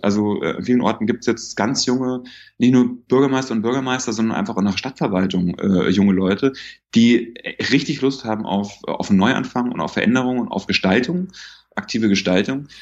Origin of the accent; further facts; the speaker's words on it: Bavaria, Germany; moved away; in Bayern, wo ich herkomme